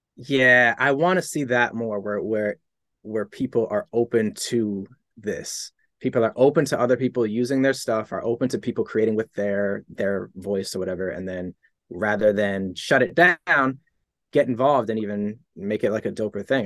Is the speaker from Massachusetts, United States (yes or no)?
yes; Boston, Massachusetts, United States; I'm from Boston, Massachusetts